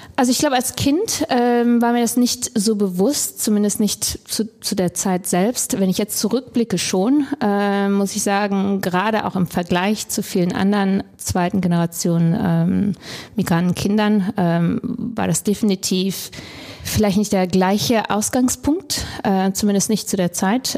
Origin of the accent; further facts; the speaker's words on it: Krefeld, North Rhine-Westphalia, Germany; moved away as an adult; also born or lived in Hamburg; ich bin in Deutschland geboren, aufgewachsen in Krefeld ähm, bin dann zum Studium nach Hamburg gekommen